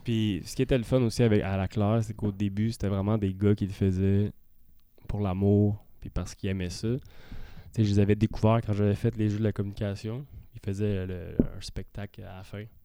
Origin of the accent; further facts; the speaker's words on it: Saint-Eustache, Quebec, Canada; on vient de Saint-Eustache tous les deux.